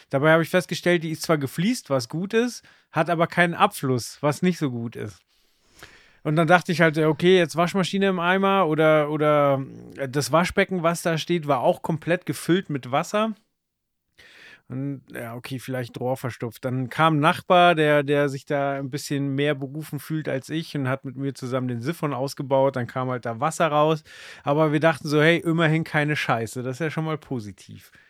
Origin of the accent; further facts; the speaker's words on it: Dachau, Bavaria, Germany; born there; Und mein Vater hat einen Job in München bekommen und ich bin dann in Dachau geboren worden.